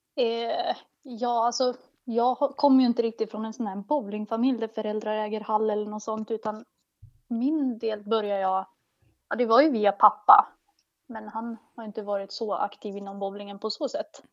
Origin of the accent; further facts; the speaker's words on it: Motala, Östergötland, Sweden; moved away; also born or lived in Västerås / Stockholm; det är hemma i Motala där jag växte upp